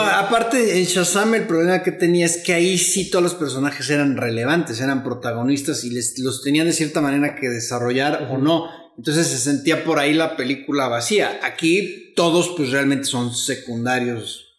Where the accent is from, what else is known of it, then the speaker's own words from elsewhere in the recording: Mexico; los mexicanos somos conocidos por ser buena onda